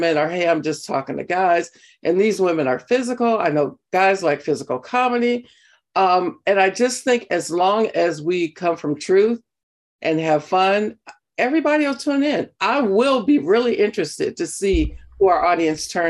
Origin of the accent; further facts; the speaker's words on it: Compton, California, United States; I come from, I grew up in Compton, California